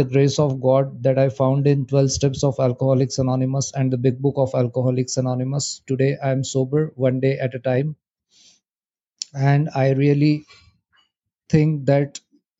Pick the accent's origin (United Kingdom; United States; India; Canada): India; I'm from India.